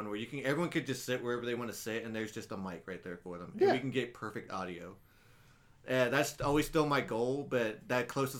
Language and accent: English; Killeen, Texas, United States; moved away; also born or lived in Austin, Texas; whenever they ask where I'm from, it's like, I'm just from Austin. Because you tell people Killeen, they're like, where the hell is that?